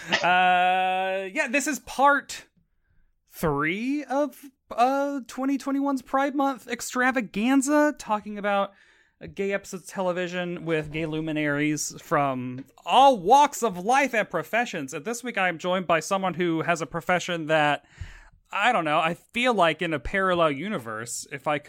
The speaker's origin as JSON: {"language": "English", "region": "Tennessee", "country": "United States", "said": "I'm from Tennessee"}